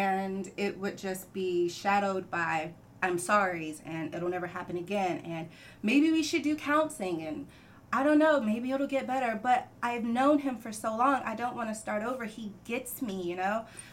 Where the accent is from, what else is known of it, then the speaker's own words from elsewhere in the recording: North Carolina, United States; moved away; also born or lived in Texas; I was born and raised in North Carolina